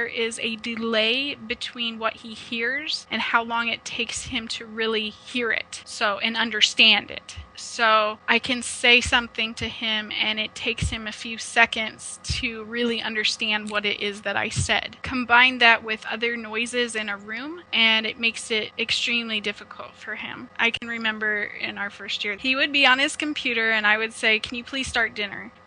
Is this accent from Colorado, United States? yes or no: no; Omaha, Nebraska, United States; now in Ontario, Canada; I am originally from Omaha, Nebraska, but I've relocated to Ontario, Canada.